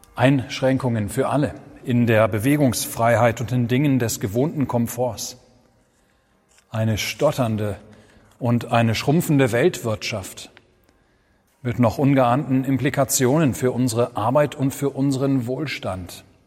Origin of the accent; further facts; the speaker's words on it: Germany; Wir sind als Deutsche